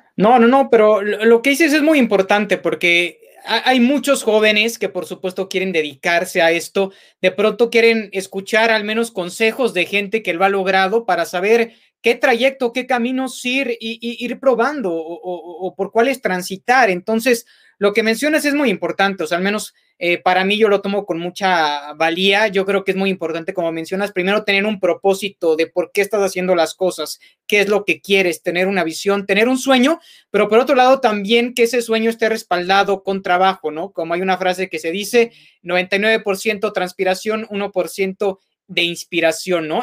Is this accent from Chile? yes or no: no; Mexico; como aficionado mexicano